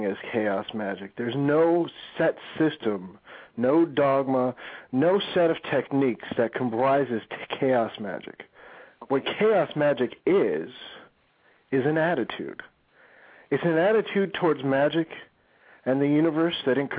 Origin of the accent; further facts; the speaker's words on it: Chicago, Illinois, United States; moved away as an adult; now in Ohio, United States; I moved out to Ohio for a few years, for the last 3 years. But before that, yeah, I was born and raised in Chicago